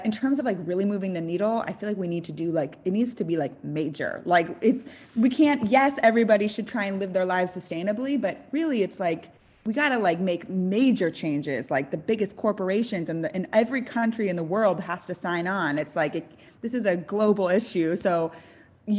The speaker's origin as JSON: {"language": "English", "town": "San Francisco", "region": "California", "country": "United States", "tie": "born or raised there", "moved": "yes", "lives_now": "Los Angeles, United States", "said": "I'm from the Bay Area, which is like a traditionally like really liberal place and kind of like eco-friendly"}